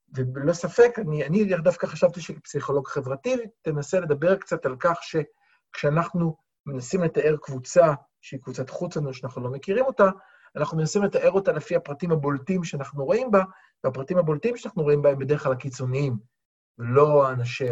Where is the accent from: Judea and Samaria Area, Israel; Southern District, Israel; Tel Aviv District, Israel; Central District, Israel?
Tel Aviv District, Israel; Tel Aviv; כתל אביבי